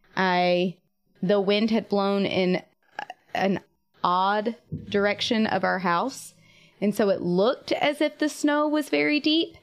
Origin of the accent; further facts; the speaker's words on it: Eastern North Carolina, United States; I grew up in Eastern North Carolina and we didn't get snow